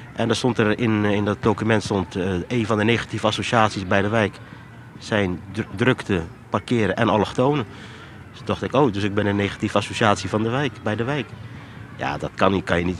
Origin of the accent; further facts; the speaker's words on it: Rotterdam, South Holland, Netherlands; also born or lived in Morocco; Geboren in Marokko, getogen in Rotterdam. Vanaf baby, dus ik was een jaar toen ik naar Nederland toe kwam.